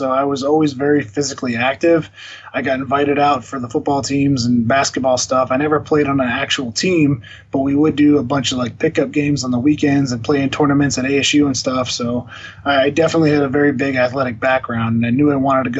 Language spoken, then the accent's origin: English; Phoenix, Arizona, United States; also born or lived in Glendale, Arizona; I was born in Phoenix, Arizona